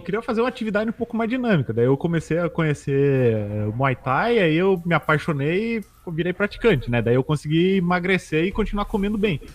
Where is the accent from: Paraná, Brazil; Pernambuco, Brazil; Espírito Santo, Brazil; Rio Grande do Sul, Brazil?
Rio Grande do Sul, Brazil; Caxias do Sul; moved away as an adult; now in Porto Alegre, Brazil; Eu sou natural de Caxias, né? Que é ali na Serra.